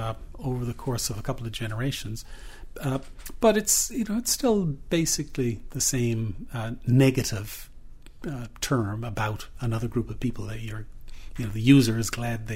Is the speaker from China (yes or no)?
no; Newfoundland and Labrador, Canada; I'm a Newfoundlander